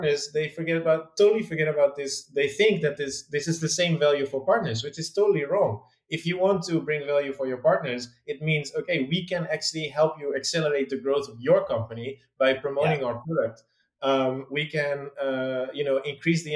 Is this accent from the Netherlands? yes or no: yes; Netherlands; moved away as an adult; also born or lived in London; I'm from the Netherlands originally, and I used to live there until I was